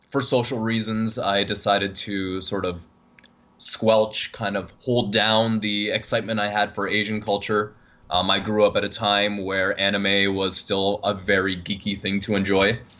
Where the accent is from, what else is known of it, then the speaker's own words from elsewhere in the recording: Toronto, Ontario, Canada; accent: Canadian; in Toronto. Um, wait until I say a boot, and then you'll be definitely be able to tell that I'm Canadian.